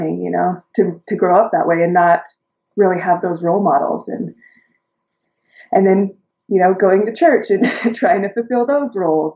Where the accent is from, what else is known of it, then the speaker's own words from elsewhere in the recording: Utah, United States; I was born and raised in Utah